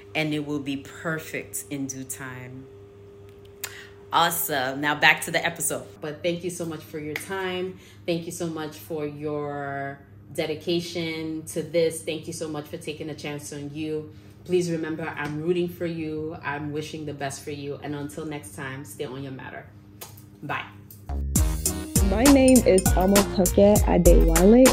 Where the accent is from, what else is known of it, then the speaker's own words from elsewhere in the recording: Nigeria; I'm Nigerian